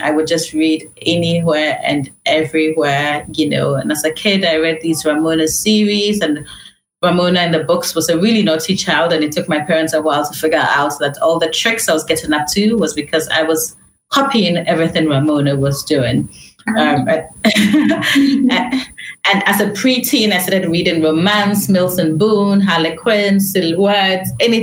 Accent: Ghana; moved away as an adult; also born or lived in London, United Kingdom; So although I was born in London, you know, my mom moved back to Ghana when I was really young, under 2 years old

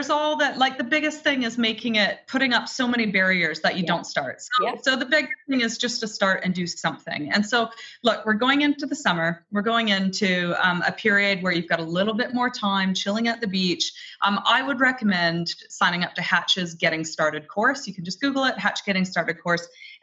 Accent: Canada; I was raised in Canada, single mom family

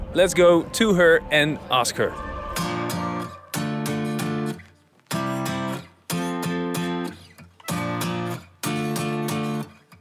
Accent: Netherlands; we're from the Netherlands

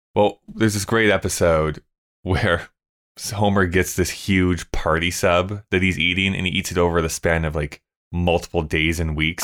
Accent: Canada; I'm a Canadian

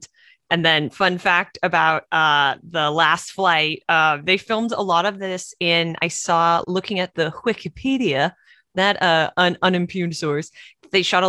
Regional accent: Canada; now in California, United States; I'm from Canada

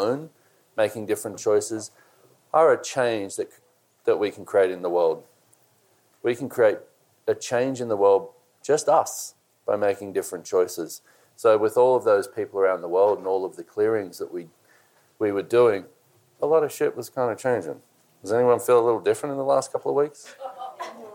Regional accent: Australia; I'm Australian

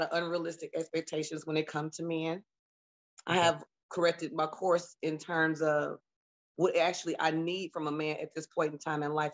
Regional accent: Detroit, Michigan, United States; now in Louisville, United States; I'm from Detroit, Michigan, moved to Louisville

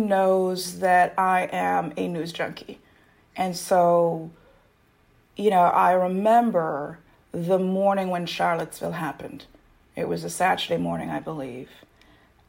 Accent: Jamaica; now in United States; I'm a Jamaican immigrant to the U.S. As immigrants from those countries, we grew up with a different system of government where in Jamaica

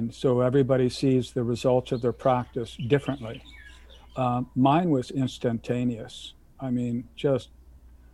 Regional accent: San Francisco, California, United States; moved away as an adult; also born or lived in Lesotho / Micronesia; now in Kailua, United States; I'm originally from San Francisco

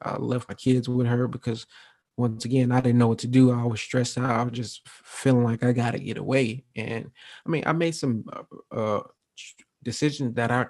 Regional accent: Milwaukee, Wisconsin, United States; also born or lived in Atlanta; So I was born in Atlanta, Georgia, 1990. We moved to Milwaukee, Wisconsin when I was about 2 years old.

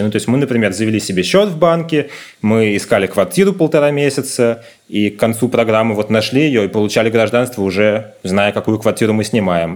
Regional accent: Moscow, Russia; moved away as an adult; now in Tel Aviv, Israel; мы москвичи

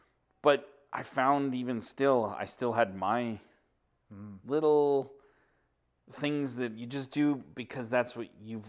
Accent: Alberta, Canada; I was born anybody born and raised in Alberta. I'm just like you, born and raised here.

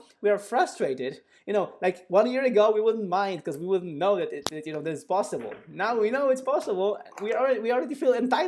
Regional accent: Poland; English is a second language; we are both from Poland, and Poland, a country, quite a big country in the Central Eastern Europe, actually is pretty advanced in contactless payments.

